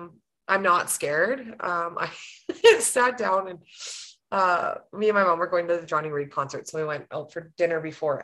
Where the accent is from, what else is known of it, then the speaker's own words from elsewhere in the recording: Grande Prairie, Alberta, Canada; also born or lived in Fairview; now in Sexsmith, Canada; I'm born and raised Grand Prairie. That's my hometown, but we live in Sexsmith